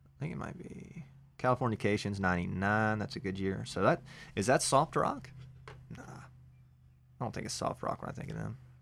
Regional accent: Gibson, Georgia, United States; I'm from Gibson, Georgia.

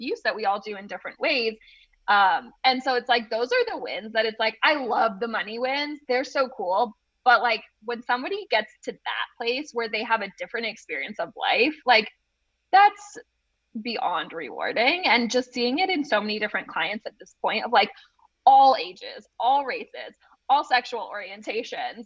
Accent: New England, United States; I'm just from New England.

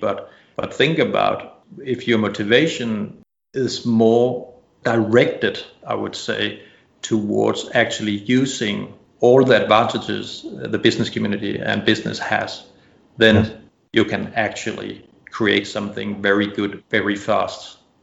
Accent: Denmark; moved away as an adult; now in Bali, Indonesia; I'm originally from Denmark

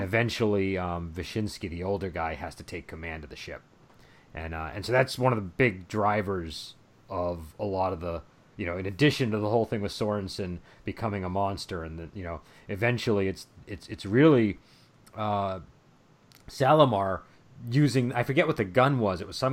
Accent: United States; as an American

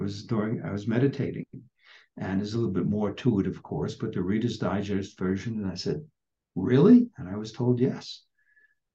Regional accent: New York, United States; moved away as an adult; also born or lived in San Diego; I grew up in New York, moved to San Diego to practice chiropractic

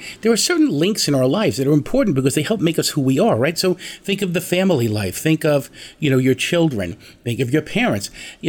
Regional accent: Long Island, New York, United States; For we who grew up on Long Island

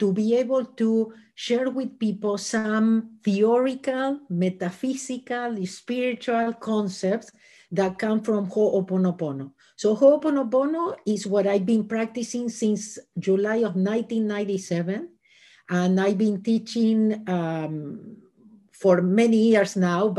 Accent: Argentina; moved away as an adult; now in Los Angeles, United States; I was born in Argentina and I lived in Los Angeles for the last 37 years.

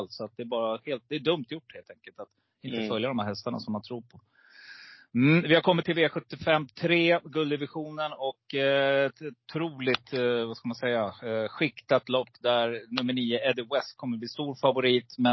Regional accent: Rättvik, Dalarna County, Sweden; Vi kommer från Rättvik

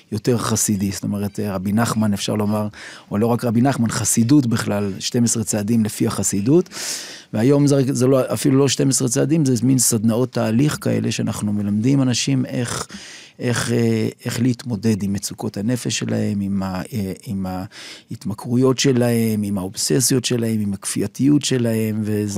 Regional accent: Jerusalem, Jerusalem District, Israel; now in Tel Aviv, Israel; נולדתי בירושלים בנווה גרנות, שם ליד גן סאקר, שם מול נחלאות

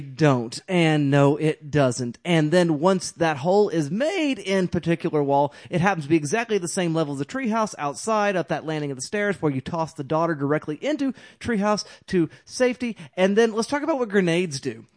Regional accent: Carnegie, Oklahoma, United States; moved away; Carnegie, yeah. I'm from Carnegie.

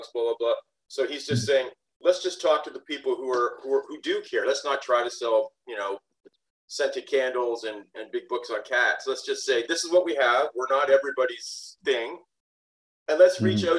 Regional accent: southwestern Ontario, Canada; we were born in the same town, the same small town in southwestern Ontario.

